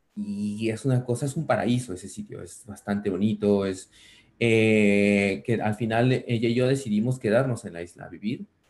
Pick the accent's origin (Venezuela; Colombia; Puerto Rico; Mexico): Mexico; now in Barcelona, Spain; sí saben que soy mexicano, pero nunca fui tan, tan tan marcado